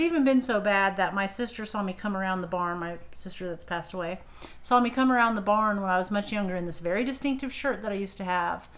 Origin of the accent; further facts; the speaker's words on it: Madison, Indiana, United States; Madison is my hometown. Yeah. Um, we moved there when I was like 10, right outside in the rural area